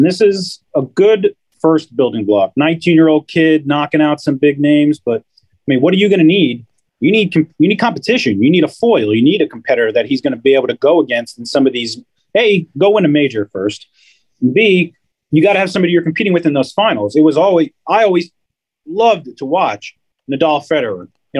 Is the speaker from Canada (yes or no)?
no; Pennsylvania, United States; now in US South; I have lived in the South now for like 30 years. I'm originally from the Pennsylvania, New Jersey area